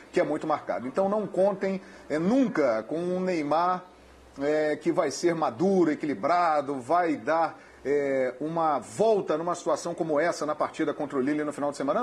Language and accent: Portuguese; Brazil; nós que somos brasileiros e torcemos pela seleção brasileira